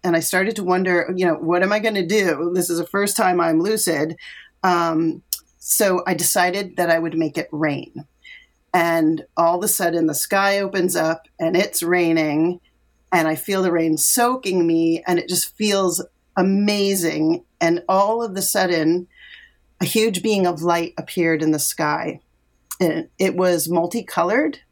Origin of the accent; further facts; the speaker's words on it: Connecticut, United States; I grew up in Connecticut